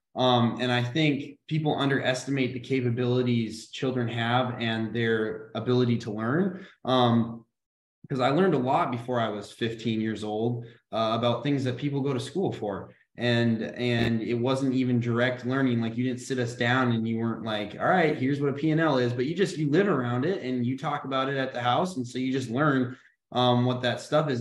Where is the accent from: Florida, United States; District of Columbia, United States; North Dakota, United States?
North Dakota, United States; Grand Forks; moved away as an adult; also born or lived in Washington, D.C.; we're originally from Grand Forks, North Dakota.